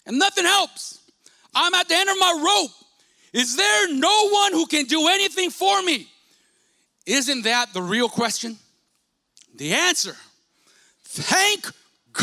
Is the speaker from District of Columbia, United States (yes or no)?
no; Stockton, California, United States; I grew up in South Stockton, you know, considered, maybe still is considered, a bad side of the city